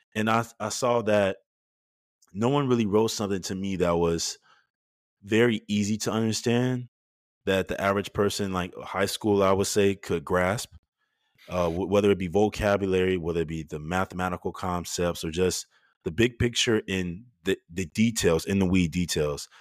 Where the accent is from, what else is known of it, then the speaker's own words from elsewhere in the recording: Chicago, Illinois, United States; moved away; I growing up in Chicago